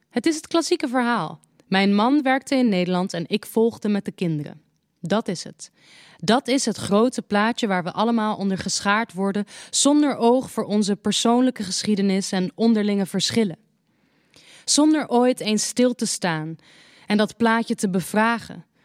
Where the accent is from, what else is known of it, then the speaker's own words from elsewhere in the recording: Morocco; We leerden elkaar kennen in Marokko, waar ik geboren ben. Het was in de tijd dat Frankrijk het voor het zeggen had.